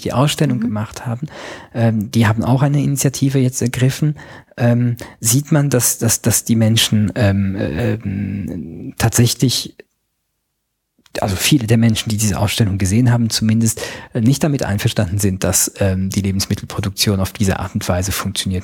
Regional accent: Luxembourg; Ich bin äh, Luxemburger Staatsbürger, bei uns gab es gestern ein Referendum

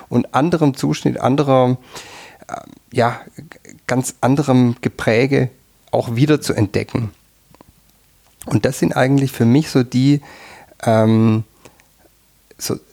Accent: Southern Germany, Germany; now in Tyrol, Austria; ich komme aus Süddeutschland und ähm, bin dann irgendwann erst in Tirol gelandet.

